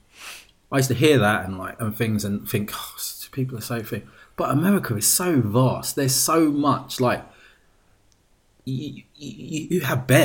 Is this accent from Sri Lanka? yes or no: no; England, United Kingdom; accent: British; I'm from England.